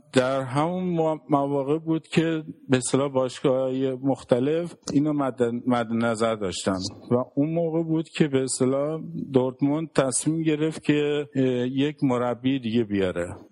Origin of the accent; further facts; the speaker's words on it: Iran; now in Germany; گفتم من ایرانی